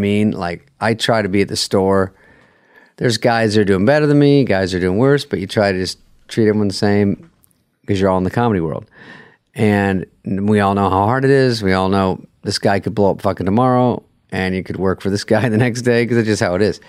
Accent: Arizona, United States; I'm from Arizona

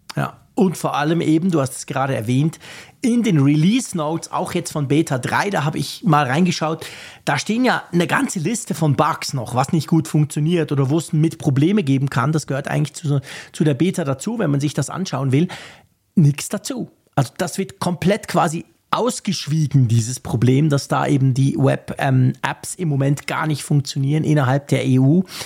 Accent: Switzerland; ich bin Schweizer

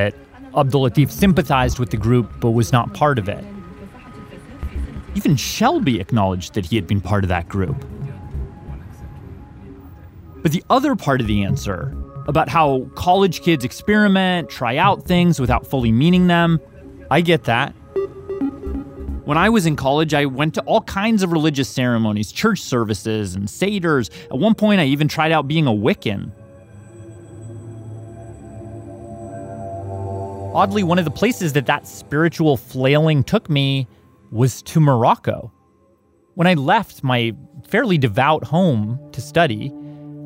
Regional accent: Canada; My home country

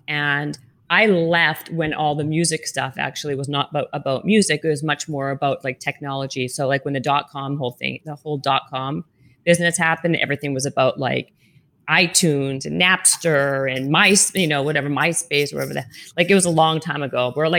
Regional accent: Canada; now in Los Angeles, United States; It was super cool coming from Canada. And then I moved from Canada

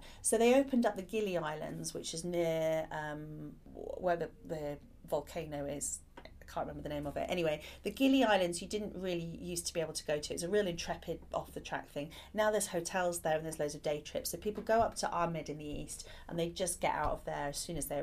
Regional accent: Ireland; moved away; I grew up partly in Ireland

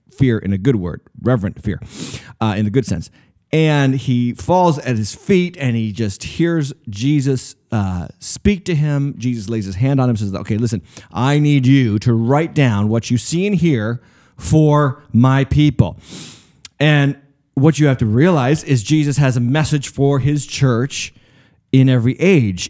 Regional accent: United States; I am not just a Christian, I'm an American

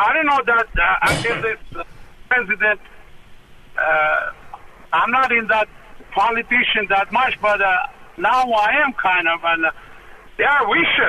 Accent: Armenia; now in United States

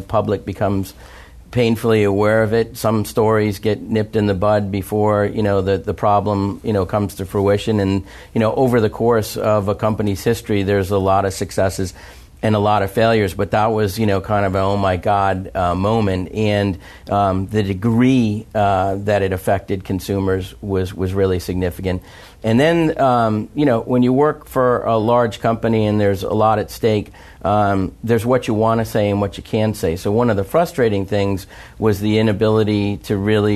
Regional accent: United States

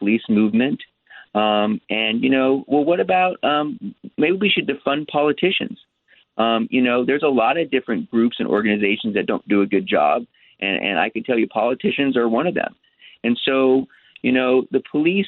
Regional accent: New York City, New York, United States; now in Los Angeles, United States; I was born in New York. I was born in Manhattan.

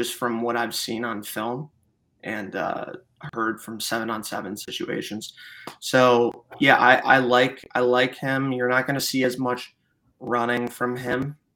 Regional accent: Chicago, Illinois, United States; moved away as an adult; now in Fort Worth, United States; Coming from Chicago, I'm originally from Chicago

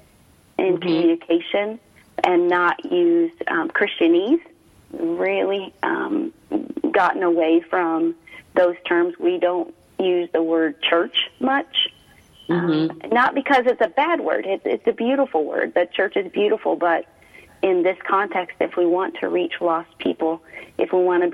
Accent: Midwest, United States; moved away as an adult; also born or lived in Chicago area; now in Sedona, United States; I grew up a Midwest girl, married a Midwest boy

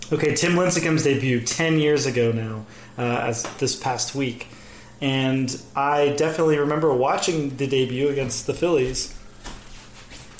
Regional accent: Fairfield, California, United States; I was born and raised in Fairfield, California

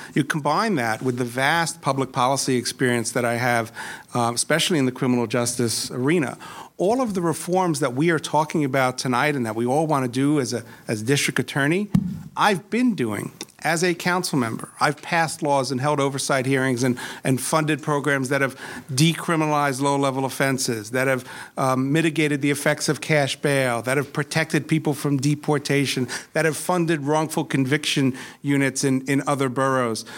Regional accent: New York City, New York, United States; I grew up in Flushing with my mom in our little rent stabilized apartment.

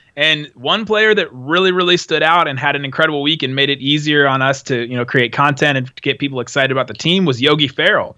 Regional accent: Los Angeles, California, United States; I was born in Los Angeles

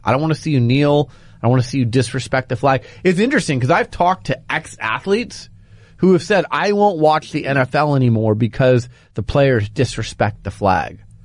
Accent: Phoenix, Arizona, United States; moved away; I'm from Phoenix

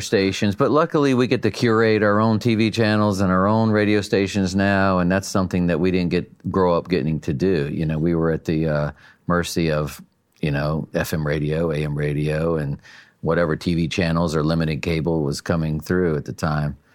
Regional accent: North Carolina, United States; now in California, United States; I'm a hillbilly from North Carolina

